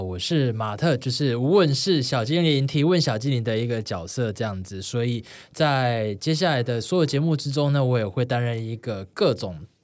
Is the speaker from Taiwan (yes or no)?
yes; Taipei, Taiwan; also born or lived in Sanchong; 我从小就在台北